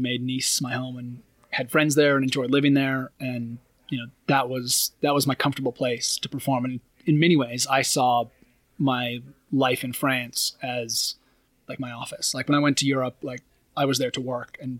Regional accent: Oregon, United States; moved away as an adult; growing up in Oregon

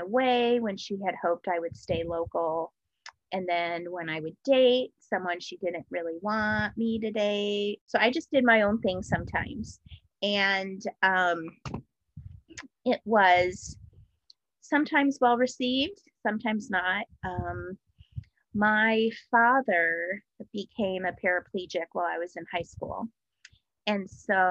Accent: Denver, Colorado, United States; moved away as an adult; also born or lived in Cincinnati, Ohio; I grew up in Denver, Colorado

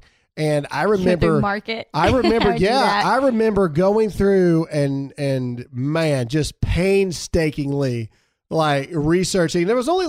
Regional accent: Caledonia, United States; where we grew up in Caledonia, the post office actually had somebody there that would write back all the letter. But granted, you got to remember where I grew up, there was only like 100 kids.

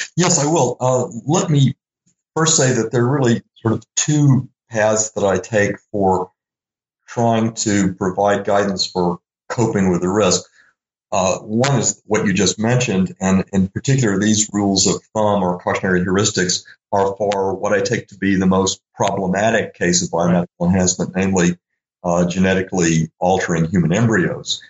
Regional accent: Little Rock, Arkansas, United States; I grew up in Little Rock, Arkansas

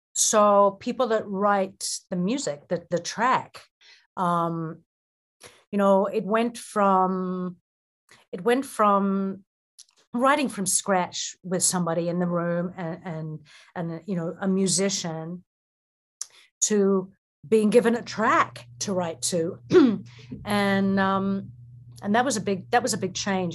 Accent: Auckland, New Zealand; moved away; I was raised in New Zealand, in Auckland

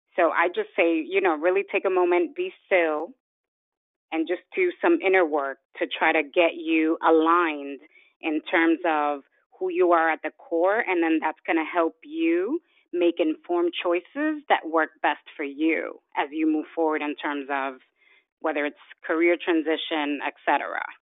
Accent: New York City, New York, United States; also born or lived in Dominican Republic; I was born in Dominican Republic and raised in New York City

